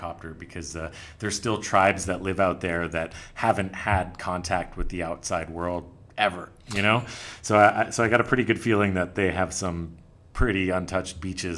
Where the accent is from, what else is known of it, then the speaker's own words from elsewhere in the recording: United States; I don't think as an American I'm going to be getting there anytime soon.